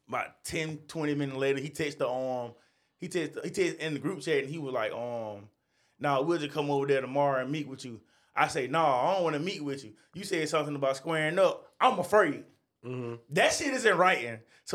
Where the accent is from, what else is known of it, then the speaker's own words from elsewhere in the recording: New York City, New York, United States; Yeah. I'm from New York.